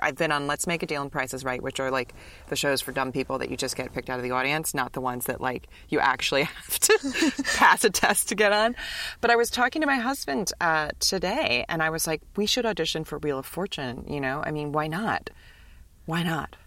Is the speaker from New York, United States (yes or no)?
yes; New York City, New York, United States; I'm from New York City.